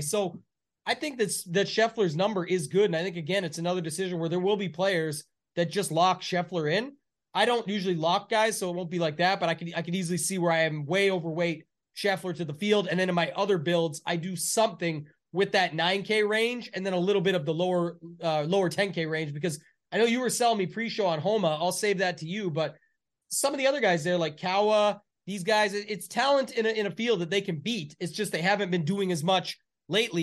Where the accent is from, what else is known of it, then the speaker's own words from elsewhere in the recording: Canada; I'm the Canadian